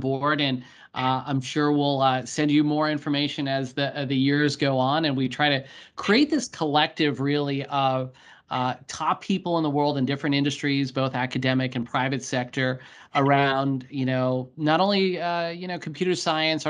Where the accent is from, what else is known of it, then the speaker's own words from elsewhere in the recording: Pittsburgh, Pennsylvania, United States; moved away; I had not attended a Pittsburgh Steelers game and gone and visited my hometown